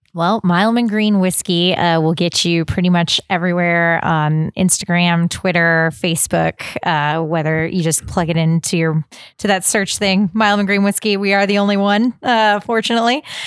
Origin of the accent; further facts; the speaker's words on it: Texas, United States; growing up in Texas